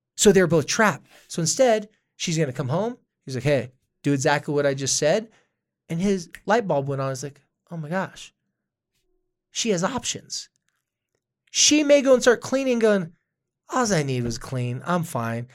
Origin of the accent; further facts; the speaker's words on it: Carlsbad, California, United States; I was from Carlsbad, California